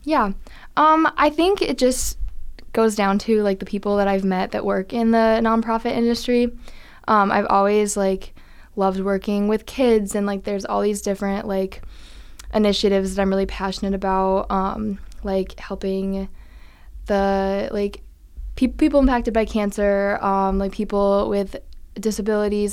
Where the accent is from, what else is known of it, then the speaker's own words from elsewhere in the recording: Iowa, United States; moved away; I'm originally from Iowa